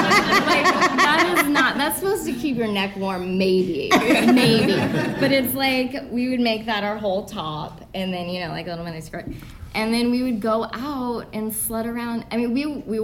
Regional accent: Indianapolis, Indiana, United States; I'm from Indianapolis.

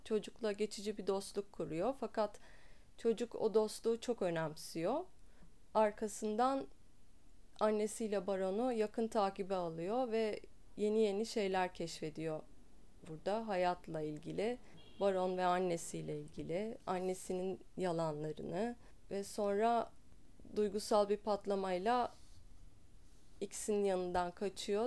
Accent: Istanbul, Turkey; İstanbul'da doğdum, İstanbul'da büyüdüm.

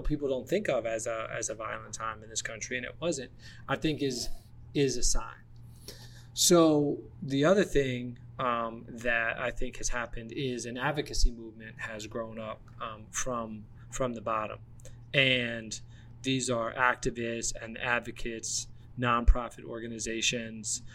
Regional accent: Atlanta, Georgia, United States; moved away; also born or lived in Washington, D.C.; growing up in Atlanta and then yeah. living in DC

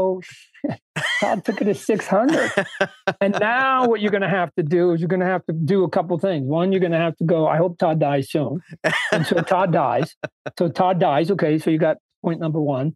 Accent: Canada; I was born in Canada

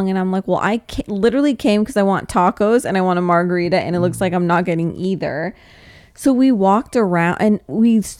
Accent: Thousand Oaks, California, United States; I'm from Thousand Oaks

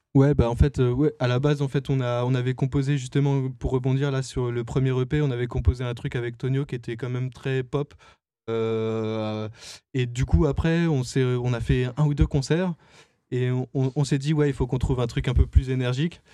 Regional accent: France; on est français, c'est vrai

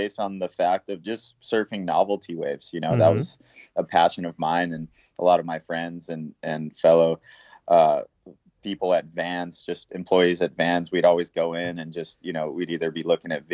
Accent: Puerto Rico; growing up in Puerto Rico, surfing the different waves that the island has to offer

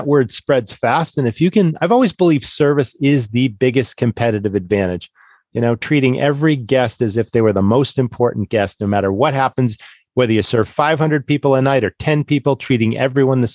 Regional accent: Massachusetts, United States; I grew up in Massachusetts

